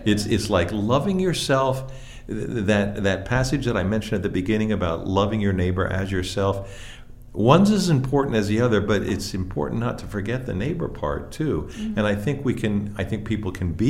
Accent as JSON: {"language": "English", "region": "Pennsylvania", "country": "United States", "tie": "born or raised there", "said": "I grew up in Pennsylvania in sort of a small town"}